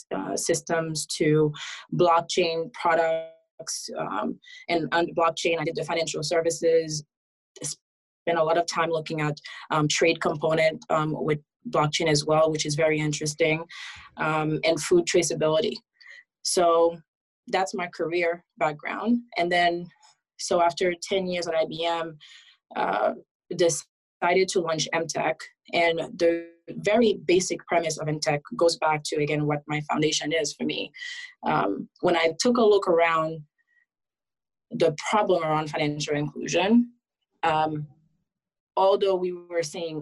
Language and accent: English; Haiti; now in United States; I was originally born and raised in Haiti. Moved after a lot of political turmoil. So my mom and I end up migrating to the US as asylum seekers.